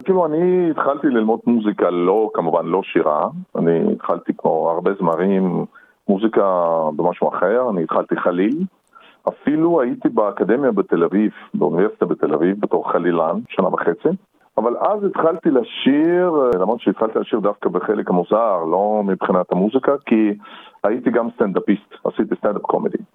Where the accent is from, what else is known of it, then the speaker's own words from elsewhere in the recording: Perm, Perm Krai, Russia; moved away; also born or lived in Israel / Paris, France; נולדתי ברוסיה, בצפון רוסיה, בעיר פרם